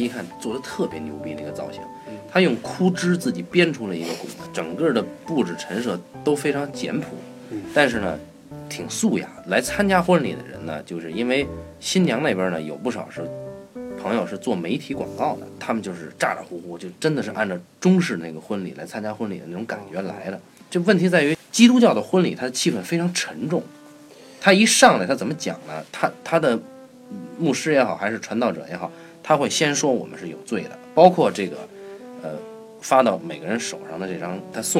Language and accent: Chinese; China; 就是我们中国人固有的思维